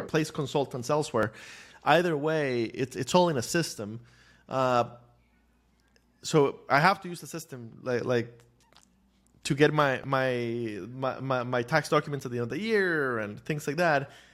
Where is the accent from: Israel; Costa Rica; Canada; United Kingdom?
Costa Rica; moved away as an adult; now in United States; I grew up in Costa Rica